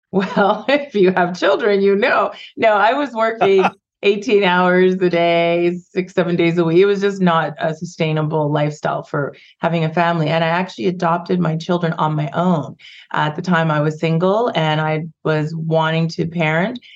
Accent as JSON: {"language": "English", "town": "Vancouver", "region": "British Columbia", "country": "Canada", "tie": "born or raised there", "also_born_or_lived": "Ghana", "said": "I moved to Canada when I was five. We immigrated from Ghana and West Africa, and when I grew up in the 70s and 80s, there was like just a handful of us in Vancouver."}